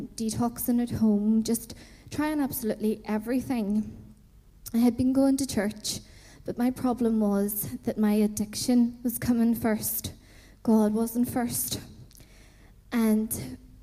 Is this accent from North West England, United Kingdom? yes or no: no; Belfast, Northern Ireland, United Kingdom; moved away; I'm originally from Belfast in Northern Ireland